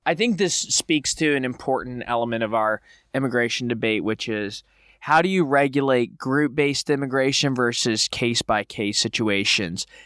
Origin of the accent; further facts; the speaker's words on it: southwest Florida, United States; I'm from a small town in southwest Florida